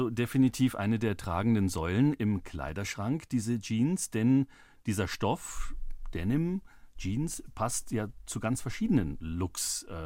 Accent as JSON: {"language": "German", "area": "Upper Franconia", "region": "Bavaria", "country": "Germany", "said": "Ich bin Oberfränkin, ja."}